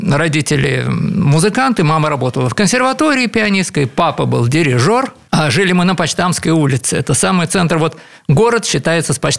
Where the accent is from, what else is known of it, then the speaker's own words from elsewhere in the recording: Saint Petersburg, Russia; born there; Я родился в Петербурге, вот-то, как положено, в музыкальной семье.